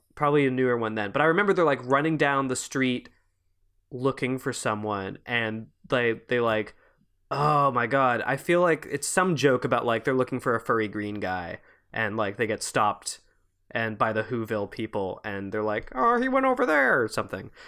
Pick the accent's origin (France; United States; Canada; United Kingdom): Canada; Quebec; I'm from Quebec